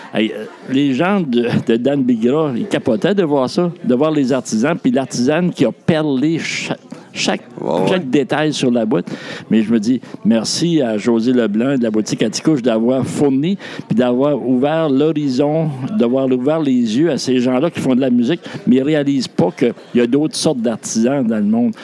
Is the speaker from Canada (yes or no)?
yes; New Brunswick, Canada; now in Sept-Îles, Canada; je suis originaire de la, côte sud, je suis originaire du Nouveau-Brunswick